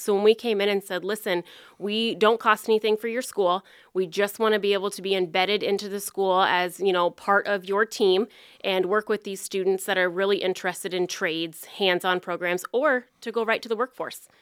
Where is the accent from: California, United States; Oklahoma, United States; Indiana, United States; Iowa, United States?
Iowa, United States; Farragut; moved away as an adult; now in Council Bluffs, United States; I'm originally from Farragut, Iowa, and then came to Council Bluffs to go to Iowa Western